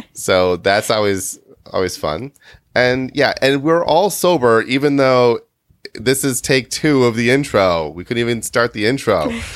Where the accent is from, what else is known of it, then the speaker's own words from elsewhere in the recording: Midwest, United States; we grew up in the Midwest. Well, Kitty and I did